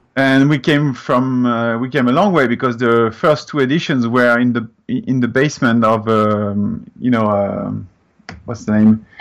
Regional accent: France; English is a second language; moved away as an adult; now in Canada; as you can hear, I'm coming from France

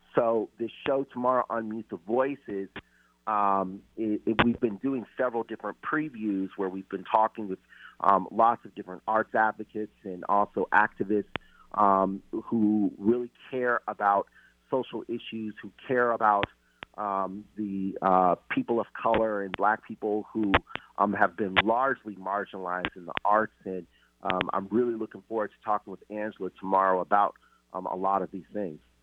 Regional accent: Seattle, Washington, United States; also born or lived in Louisiana / North Carolina / Boston / Austin, Texas; I'm originally from Seattle

